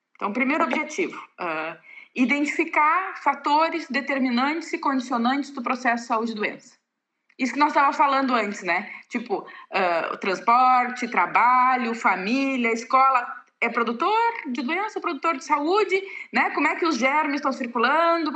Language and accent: Portuguese; Pelotas, Rio Grande do Sul, Brazil; moved away as an adult; also born or lived in Dionísio Cerqueira / Chapecó; em Pelotas e depois de lá, que é a minha cidade natal, né?